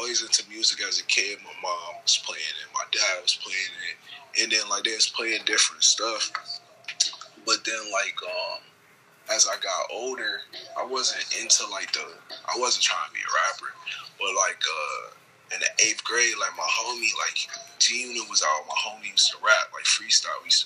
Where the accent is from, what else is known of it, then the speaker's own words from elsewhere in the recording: Buffalo, New York, United States; growing up in Buffalo